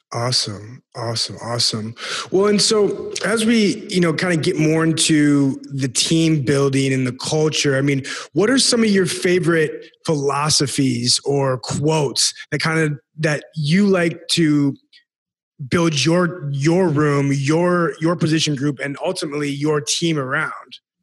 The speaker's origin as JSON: {"language": "English", "town": "Sioux Falls", "region": "South Dakota", "country": "United States", "said": "I'm from Sioux Falls, South Dakota"}